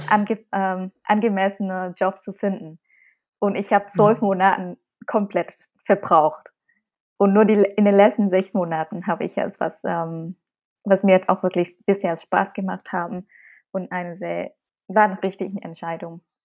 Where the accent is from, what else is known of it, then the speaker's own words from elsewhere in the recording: Vietnam; German is a second language; moved away as an adult; now in Germany; Als Vietnamesin in Vietnam geboren und aufgewachsen und nach Deutschland gekommen zum Studium